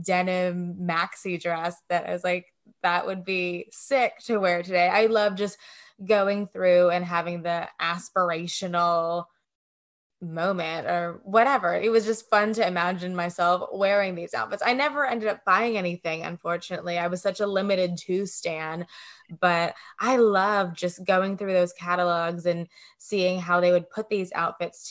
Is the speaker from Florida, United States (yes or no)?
no; Greenville, Mississippi, United States; now in Los Angeles, United States; Growing up in Greenville, Mississippi, there's not a lot to do in that town